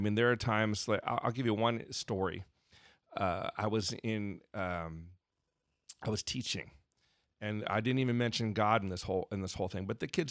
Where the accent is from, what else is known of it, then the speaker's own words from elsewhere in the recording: Arizona, United States; I grew up in Arizona, so I might say …, but it's ….